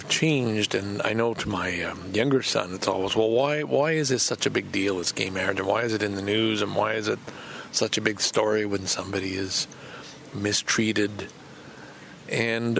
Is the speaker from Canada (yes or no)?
yes; Lachine, Quebec, Canada; I grew up in Lachine, which was the site of a massacre